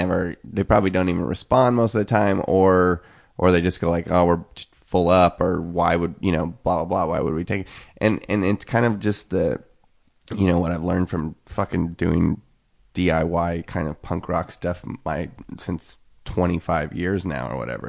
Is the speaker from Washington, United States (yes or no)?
yes; Eastern Washington, United States; also born or lived in Seattle; now in Los Angeles, United States; growing up in Eastern Washington